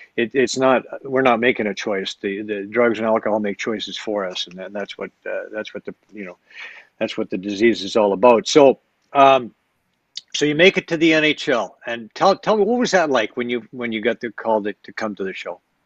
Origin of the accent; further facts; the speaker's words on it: Edmonton, Alberta, Canada; I grew up in West Edmonton